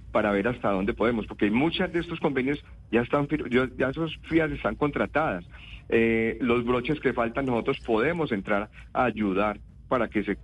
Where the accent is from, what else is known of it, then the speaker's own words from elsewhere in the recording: Antioquia, Colombia; nosotros somos colombianos. Nosotros colombianos, no, tenemos un país total diferente para nada. Nosotros somos, Antioquia pertenece a Colombia